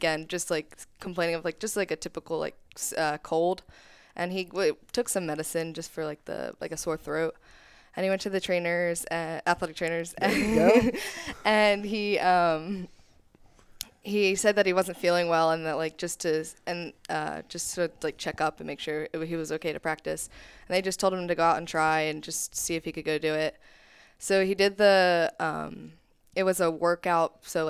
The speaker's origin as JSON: {"language": "English", "region": "Pennsylvania", "country": "United States", "said": "We're from Pennsylvania."}